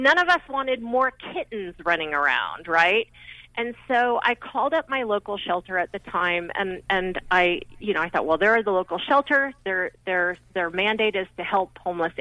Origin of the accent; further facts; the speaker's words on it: Salt Lake City, Utah, United States; I grew up in Salt Lake City